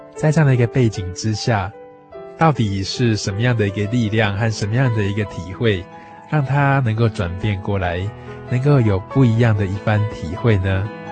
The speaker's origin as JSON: {"language": "Chinese", "country": "Taiwan", "said": "对于我们台湾人的生活健康情况"}